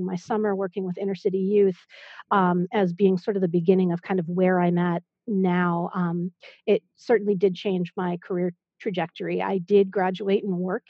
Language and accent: English; Berkeley, California, United States; also born or lived in Boston / New York / Iowa; now in Maryland/DC area, United States; I grew up in the San Francisco Bay Area